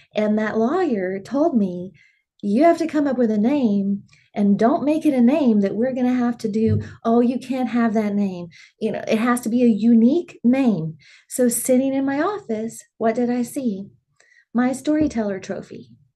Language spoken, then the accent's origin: English; Dimmitt, Texas, United States; growing up in Dimmitt, they had shows that you could perform